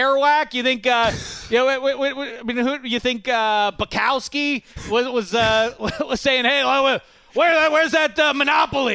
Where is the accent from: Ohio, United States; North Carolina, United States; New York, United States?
New York, United States; New York City; moved away as an adult; now in Southern California, United States; I'm from Staten Island, I'm out here